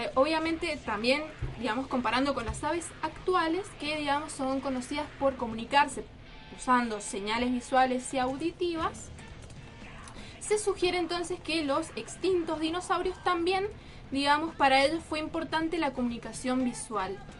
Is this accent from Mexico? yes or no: no; Argentina; los argentinos solemos